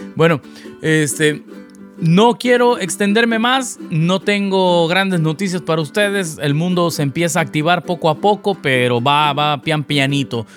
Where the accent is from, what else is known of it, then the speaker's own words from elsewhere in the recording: Veracruz, Mexico; now in Los Angeles, United States; mi ciudad natal, Veracruz